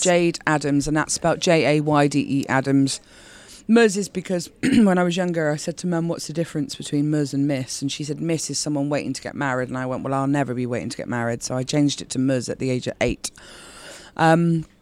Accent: Bristol, South West England, United Kingdom; accent: Bristolian; As a Bristolian, I'm not often taken seriously with this accent

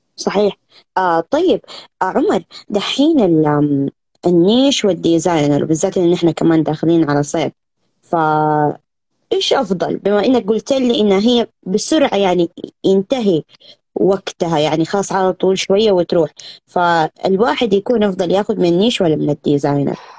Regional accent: Saudi Arabia; عندنا في السعودية

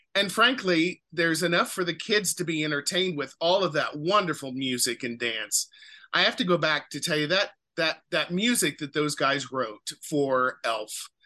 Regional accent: Speedway, Indiana, United States; moved away as an adult; also born or lived in Los Angeles / Seattle / Virginia / Cincinnati; I grew up in Speedway on the west side of Indianapolis where the 500 is

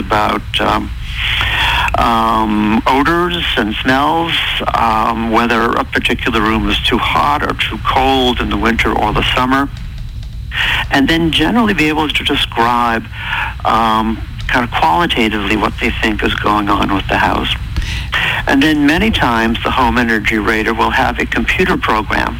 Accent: New England, United States; I'm really from New England

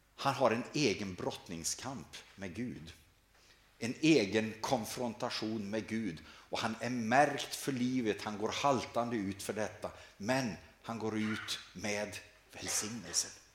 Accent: Sweden; här hemma i Sverige

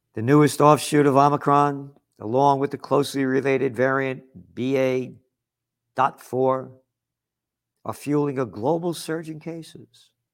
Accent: United States; As an American

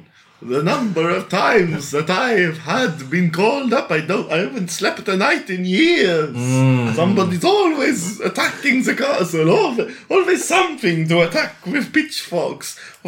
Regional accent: Transylvania, Romania; I come from Transylvania!

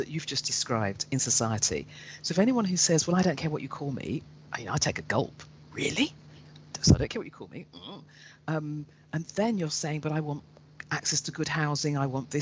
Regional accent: London, United Kingdom; growing up in London

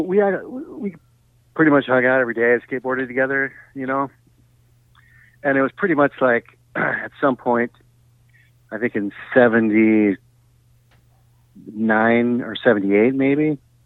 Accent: Los Angeles, California, United States; also born or lived in Meadow Vista, California / Santa Cruz, California; I grew up in San Fernando Valley. So I kind of bounced from San Fernando Valley, LA, to close to Tahoe, foothills of Tahoe, to Santa Cruz.

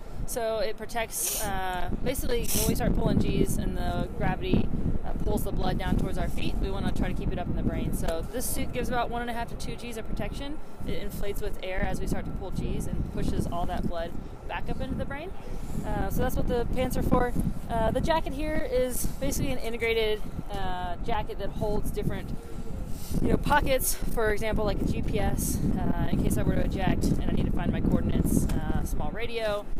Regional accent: Southeast, United States; Military brat, so everywhere. Mostly the Southeast, and then I went to University of Alabama.

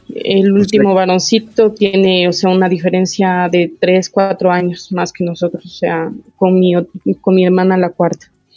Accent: Quito, Pichincha, Ecuador; also born or lived in Ambato, Tungurahua; No, eh, nací allá, pero desde que tengo uso de razón vivo acá en Quito. Y he vivido toda mi vida

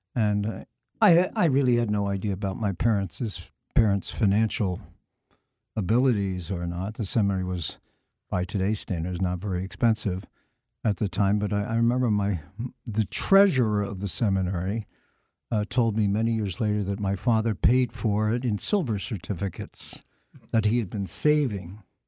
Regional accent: Philadelphia, Pennsylvania, United States; moved away as an adult; also born or lived in Emmitsburg, Maryland; I'm from the Archdiocese of Philadelphia originally, so Saint Charles was always a very important institution for us. We had the altar boy picnics there

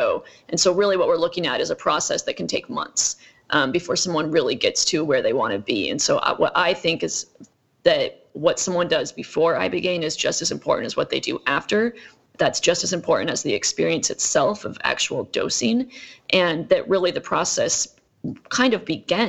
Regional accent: Iowa, United States; moved away as an adult; also born or lived in Utah / New York; So I grew up in Iowa. I was born in Utah. I grew up in Iowa.

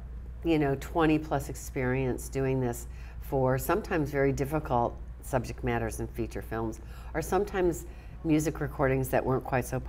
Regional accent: New Orleans, Louisiana, United States; And I pride myself as a New Orleans girl that I have so much serendipity in my life. I was born in New Orleans, and I just have a knack of being at the right place at the right time

